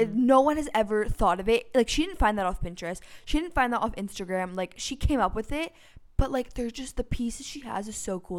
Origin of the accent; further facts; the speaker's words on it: Toronto, Ontario, Canada; We're also from Toronto